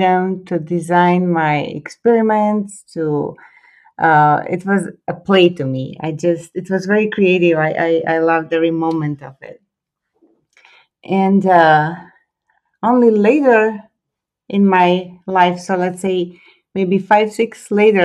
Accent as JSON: {"language": "English", "town": "Split", "region": "Split-Dalmatia County", "country": "Croatia", "tie": "born or raised there", "second_language": "English", "moved": "as an adult", "lives_now": "California, United States", "said": "I was born and raised in Croatia."}